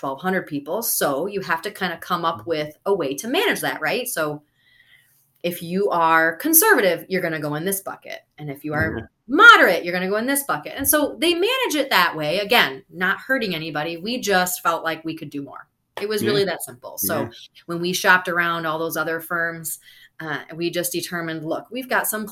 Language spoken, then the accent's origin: English; Wisconsin, United States; moved away; also born or lived in Florida; I'm originally from Wisconsin